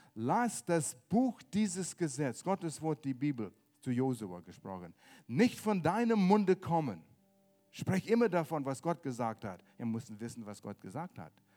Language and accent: German; Canada; German is a second language; moved away; ich komme aus Kanada